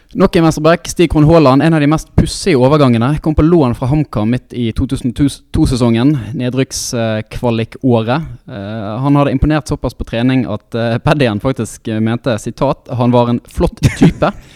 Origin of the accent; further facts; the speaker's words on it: Bergen, Vestland, Norway; nå er jeg jo fra Arna sjøl